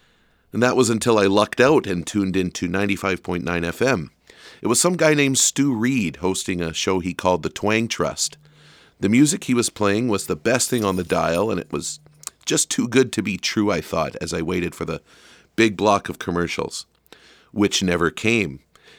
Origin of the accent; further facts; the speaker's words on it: Churchill, Manitoba, Canada; growing up in Churchill